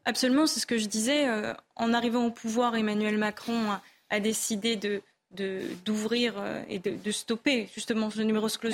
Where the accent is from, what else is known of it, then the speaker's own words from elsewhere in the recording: Somme, Vimeu, Hauts-de-France, France; J'ai grandi et j'habite dans la Somme, dans une Somme rurale, dans le Vimeux